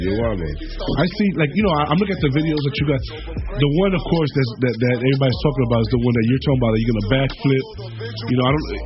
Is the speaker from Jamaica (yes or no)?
yes; Jamaica; I'm Jamaican.